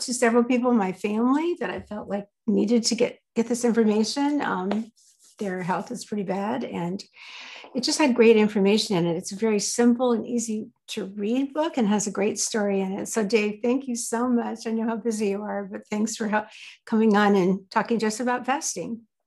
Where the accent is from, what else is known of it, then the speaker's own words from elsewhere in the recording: the South, United States; I grew up in the South